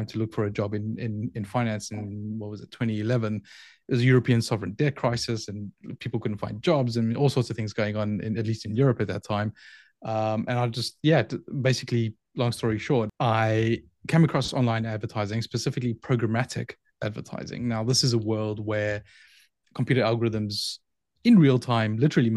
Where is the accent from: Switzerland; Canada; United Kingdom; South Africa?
South Africa; Johannesburg, Gauteng; moved away as an adult; So I grew up in Johannesburg in South Africa. So I spent the first 23-ish years of my life in Johannesburg in South Africa